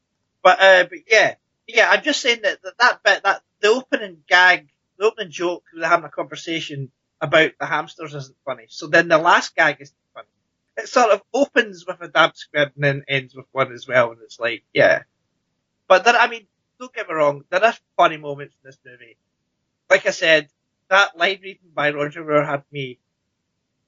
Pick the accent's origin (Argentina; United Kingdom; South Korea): United Kingdom; Scotland; I'm Scottish.